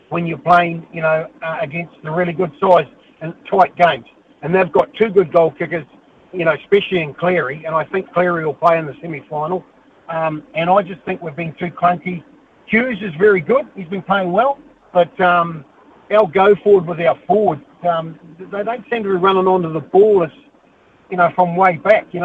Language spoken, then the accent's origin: English; New Zealand; being a Kiwi